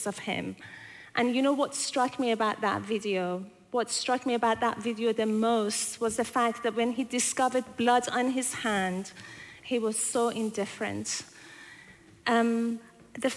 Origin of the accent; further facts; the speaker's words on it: Tehran, Tehran Province, Iran; also born or lived in Scotland / London; now in Christchurch, New Zealand; I was born in Scotland and I was raised and schooled in Tehran in Iran. And I've spent most of my life in London